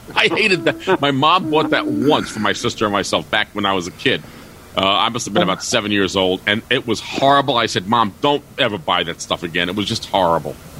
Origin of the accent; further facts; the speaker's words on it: New York City, New York, United States; moved away; I grew up in New York City